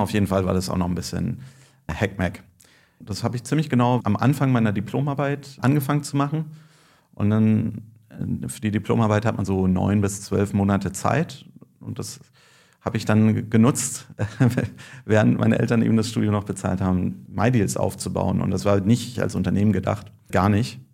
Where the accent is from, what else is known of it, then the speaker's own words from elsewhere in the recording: Berlin, Germany; also born or lived in Würzburg; Ich bin aus Berlin, habe aber in Würzburg äh, Nanotechnik studiert